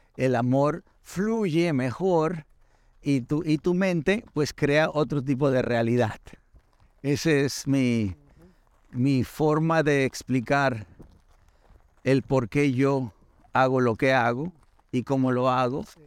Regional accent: Mexico; now in United States; Me encanta México me encanta de dónde vengo, mis ancestros

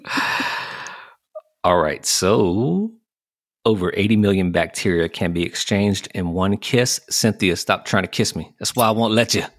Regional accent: the South, United States; I was born and bred in the South

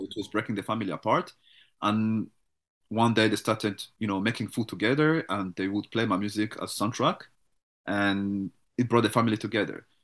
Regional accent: Canada; as a Canadian

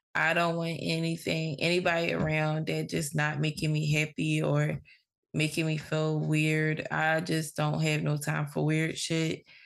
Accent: Philadelphia, Pennsylvania, United States; growing up in Philly

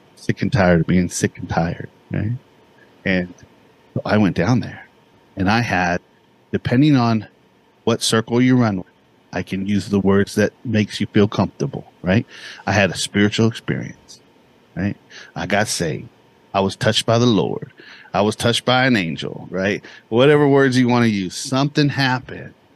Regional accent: Bakersfield, California, United States; also born or lived in Santa Barbara, California; I grew up in a place called Bakersfield, California.

